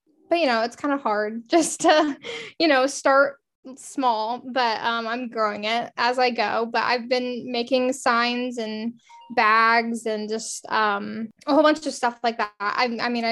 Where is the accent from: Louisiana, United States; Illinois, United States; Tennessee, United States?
Illinois, United States; Central; I'm from Central Illinois, so I'm not really that like Western-y, you know, kind of girl, but I come from a small town. So half my family are all farmers. So I grew up in, you know, the agriculture business